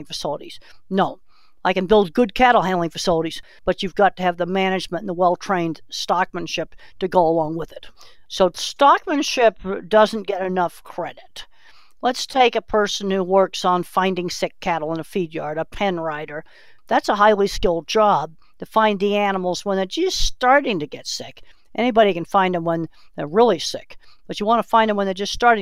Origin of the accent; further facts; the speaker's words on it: Boston, Massachusetts, United States; moved away; I was raised in Boston, Massachusetts